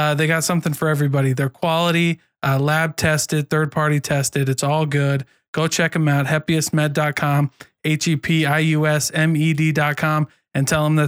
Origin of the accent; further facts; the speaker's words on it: Iowa, United States; also born or lived in Southern Utah; now in Utah, United States; I'm from Iowa and I served an LDS mission in Southern Utah.